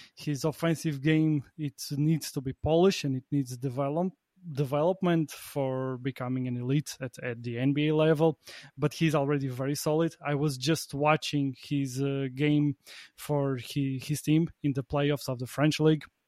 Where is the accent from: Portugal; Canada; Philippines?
Portugal; now in Latvia; I'm from Portugal, but I live on the opposite side of the continent. I live, I live in Latvia